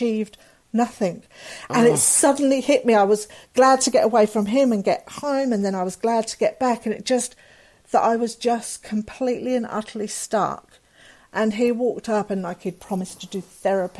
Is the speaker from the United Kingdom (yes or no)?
yes; England, United Kingdom; moved away as an adult; I love being English